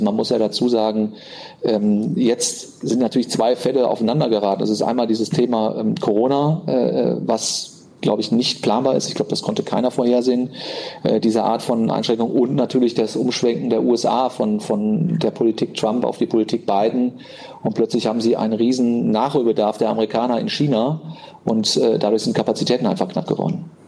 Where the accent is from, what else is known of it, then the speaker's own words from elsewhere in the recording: Cologne, North Rhine-Westphalia, Germany; ich bin ja äh, in Köln groß geworden